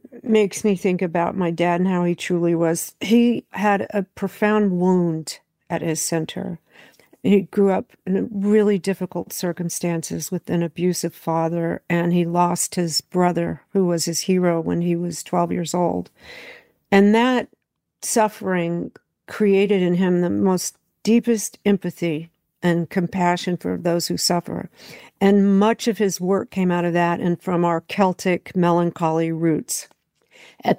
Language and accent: English; California, United States; also born or lived in Memphis, Tennessee; we moved to California. I was born in Memphis. We moved to California because when I was 3 years old